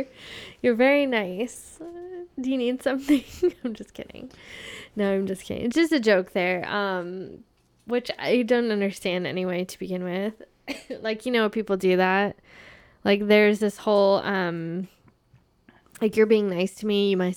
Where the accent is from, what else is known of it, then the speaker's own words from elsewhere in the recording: Arizona, United States; And that is so crazy because I come from Arizona.